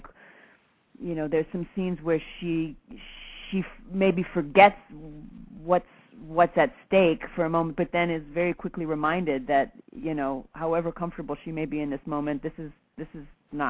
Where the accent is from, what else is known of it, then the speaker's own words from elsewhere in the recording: Midwest, United States; accent: Midwestern; which is the same with me and my Midwestern accent.